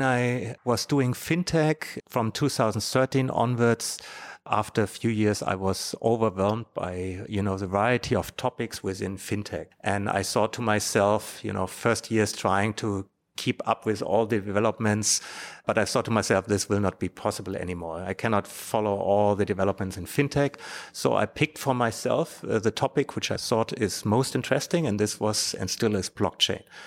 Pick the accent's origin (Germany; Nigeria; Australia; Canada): Germany; In Europe, in Germany, my home country